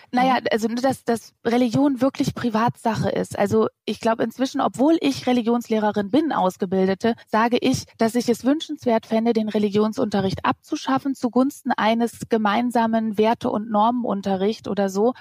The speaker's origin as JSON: {"language": "German", "country": "Germany", "said": "ich als Deutsche mit drei, vier Kindern"}